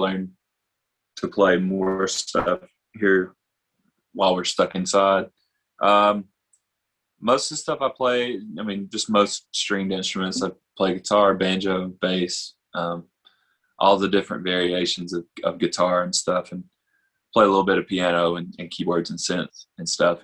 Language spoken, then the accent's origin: English; Tuscumbia, Alabama, United States; also born or lived in Florence, Alabama / Nashville, Tennessee; I grew up over in Tuscumbia um, and kind of Florence, back and forth between those two